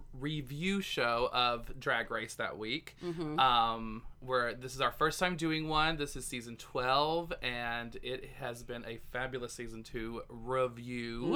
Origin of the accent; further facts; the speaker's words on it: Searcy, Arkansas, United States; also born or lived in Bald Knob, Arkansas; I guess I did live in Searcy until I was 11.